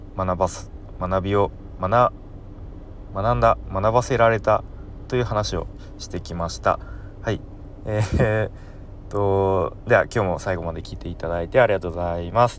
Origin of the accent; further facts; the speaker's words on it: Kanto, Japan; 関東出身の僕